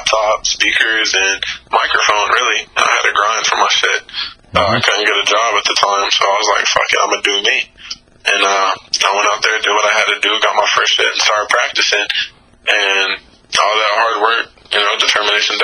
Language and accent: English; the South, United States; I grew up in the South, so I've always been around rap music, especially trap music. I'm from the South